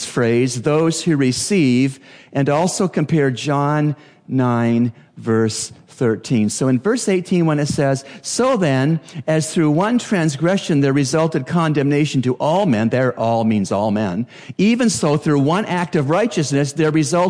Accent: Canada; now in Bahamas; As a Canadian

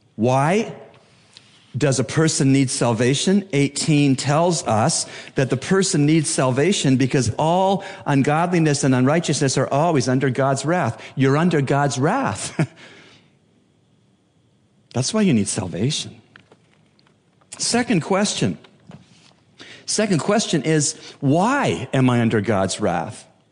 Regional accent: Bahamas

